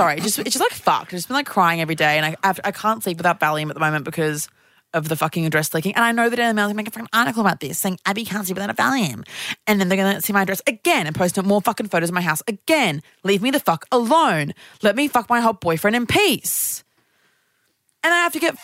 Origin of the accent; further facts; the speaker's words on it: Brisbane, Queensland, Australia; moved away; I'm from Brisbane